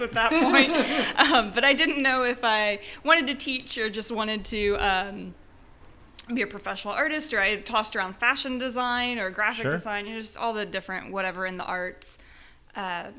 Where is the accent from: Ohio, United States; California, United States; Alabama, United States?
Ohio, United States; Wapakoneta; moved away as an adult; also born or lived in Indiana; now in Houston, United States; I'm from Ohio, originally. Rural Ohio. It's town Wapakoneta is the name of my town.